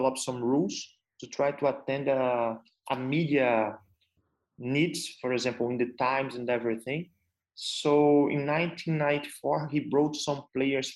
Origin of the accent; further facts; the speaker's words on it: Brazil; moved away as an adult; now in United Arab Emirates; I'm from Brazil